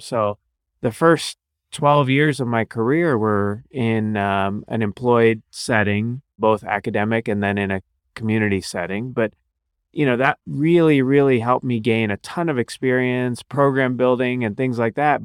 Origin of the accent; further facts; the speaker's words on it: Cincinnati, Ohio, United States; also born or lived in Akron, Ohio / Cleveland, Ohio / New Orleans, Louisiana / Chicago, Illinois; now in Columbus, United States; So I grew up in Ohio, Cincinnati